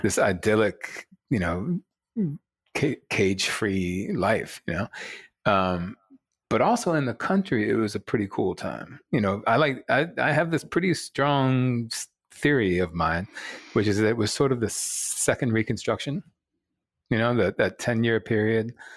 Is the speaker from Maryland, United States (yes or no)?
yes; Rockville, Maryland, United States; also born or lived in Baltimore; I was born in Baltimore at Johns Hopkins Hospital. Um, I'm proud, proud son of Baltimore for one year. Um, and then eventually grew up in, you know, outside of D C, um, in the rock, a place called Rockville